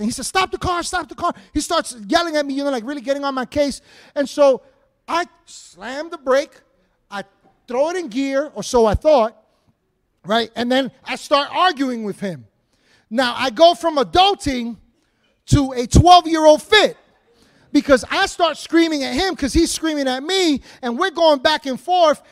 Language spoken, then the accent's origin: English; New York City, New York, United States; we grew up in Washington Heights in upper Manhattan